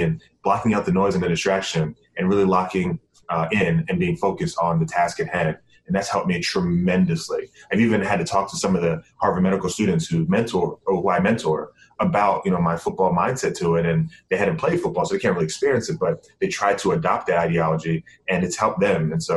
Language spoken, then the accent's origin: English; Bahamas; moved away; I'm from the Bahamas and have always wanted to, you know, give back to my home country